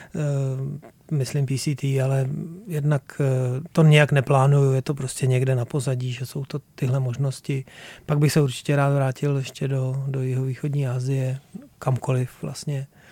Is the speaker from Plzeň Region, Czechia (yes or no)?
yes; Plzeň Region, Czechia; já jsem z Plzeňska